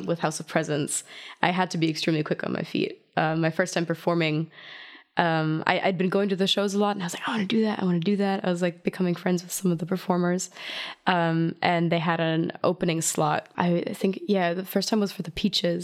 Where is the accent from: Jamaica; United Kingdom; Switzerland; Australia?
Switzerland; outside of Zurich; English is a second language; moved away as an adult; also born or lived in Hanover, Germany / Rhode Island, United States; now in Berlin, Germany; Born in Germany, outside of Hanover. I was raised in Switzerland, outside of Zurich.